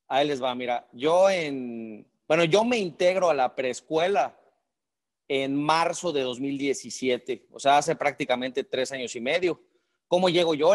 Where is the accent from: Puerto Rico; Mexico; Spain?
Mexico; Yucatán; moved away as an adult; Yo soy yucateco, pero me movieron por diferentes partes de, México en la empresa